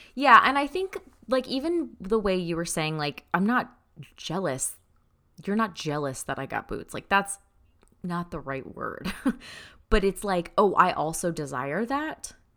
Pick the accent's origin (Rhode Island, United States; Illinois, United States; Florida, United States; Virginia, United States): Florida, United States; moved away; growing up in Florida